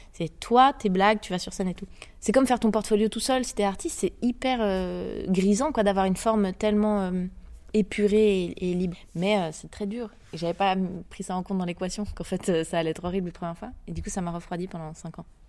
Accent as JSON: {"language": "French", "region": "Geneva", "country": "Switzerland", "tie": "born or raised there", "also_born_or_lived": "France", "said": "Je viens de Genève, en Suisse. J'ai passé le gros de ma vie là-bas, mais aussi un peu en France."}